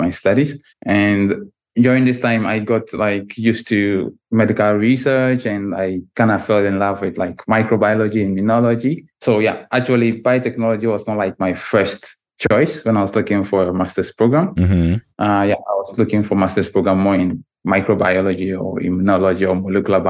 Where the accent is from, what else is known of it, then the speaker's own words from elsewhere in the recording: Tamale, Northern Region, Ghana; moved away as an adult; also born or lived in North East Region, Ghana; now in Russia; But I grew up entirely in a different city. Maybe it's like a big town, also in the northern part of Ghana, but in a different administrative region. It's called Tamale.